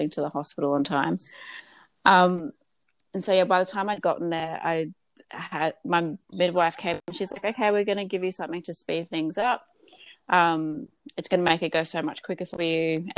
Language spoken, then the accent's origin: English; Gold Coast, Queensland, Australia; I am from the Gold Coast